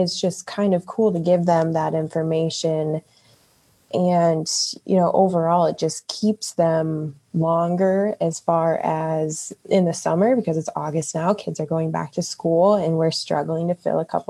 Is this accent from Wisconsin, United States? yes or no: yes; Wisconsin Dells, Wisconsin, United States; moved away as an adult; now in Columbus, United States; I am actually from Wisconsin, Wisconsin Dells area. That's the water park capital of the world. So I pretty much grew up around seasonal work.